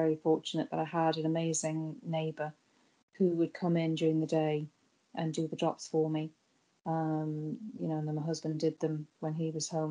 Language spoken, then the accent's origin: English; United Kingdom; moved away as an adult; now in Ireland; So I'm from Britain originally, from the UK, and I was born with a visual impairment